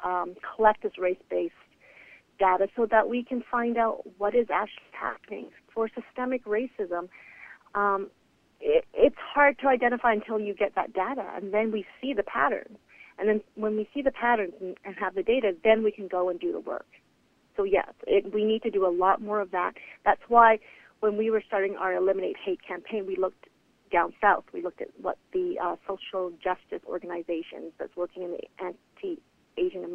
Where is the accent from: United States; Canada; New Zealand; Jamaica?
Canada; I've been in Canada since I was 14 months old, and I feel connected to Canada more than any other country, even though I was born elsewhere